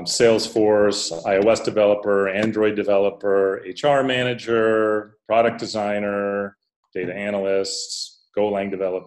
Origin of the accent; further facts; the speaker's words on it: Minneapolis, Minnesota, United States; moved away as an adult; also born or lived in Japan; now in Antananarivo, Madagascar; I'm from Minneapolis, Ryan, and I currently live in Antananarivo, which is the capital of Madagascar